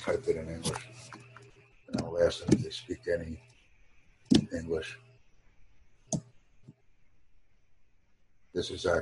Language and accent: English; United States; I'm from America